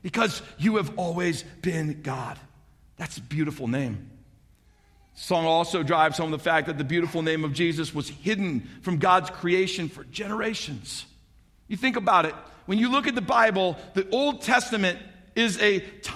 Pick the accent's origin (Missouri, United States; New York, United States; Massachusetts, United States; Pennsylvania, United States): Missouri, United States; St. Louis; also born or lived in Alaska; now in Kearney, Nebraska, United States; I grew up in St. Louis, Missouri. So did my wife, Kim.